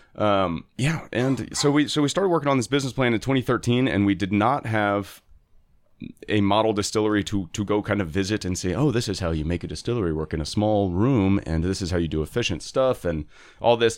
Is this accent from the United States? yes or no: yes; Houston, Texas, United States; moved away as an adult; now in Baltimore, United States; where I grew up in Houston